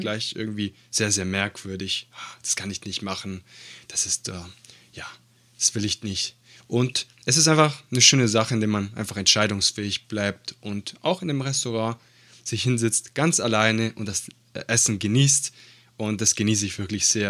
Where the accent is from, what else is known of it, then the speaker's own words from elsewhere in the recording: Italy; moved away; Ich bin ja äh, gebürtiger Italiener